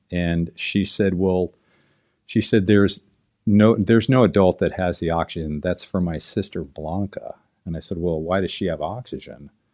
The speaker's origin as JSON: {"language": "English", "region": "Southern California", "country": "United States", "tie": "born or raised there", "said": "I grew up here in Southern California"}